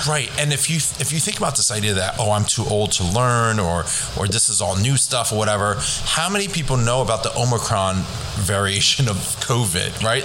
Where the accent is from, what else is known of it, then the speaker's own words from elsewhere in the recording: Eastchester, New York, United States; also born or lived in Hong Kong; I grew up in Eastchester. Actually, I was born in Hong Kong. Came here when I was two